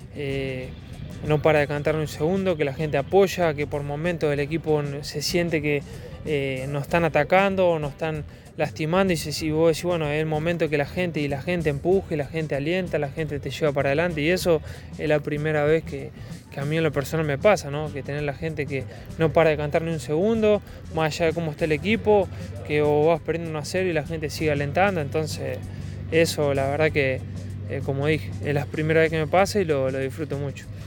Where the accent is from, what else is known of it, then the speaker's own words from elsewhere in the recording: Córdoba, Argentina; uno como cordobés y como del interior